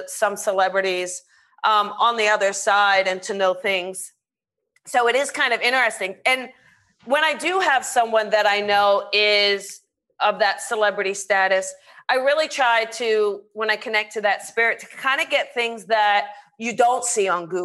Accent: south of Cherry Hill, New Jersey, United States; now in Los Angeles, United States; I'm from New Jersey

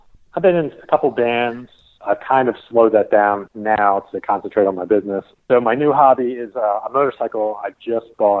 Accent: Baltimore, Maryland, United States; moved away as an adult; now in Surprise, United States; I'm originally from Baltimore, Maryland. I moved out to Arizona

